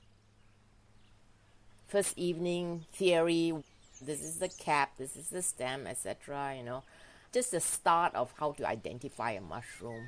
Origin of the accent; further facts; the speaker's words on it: Malaysia; moved away as an adult; now in Norway; I grew up in Malaysia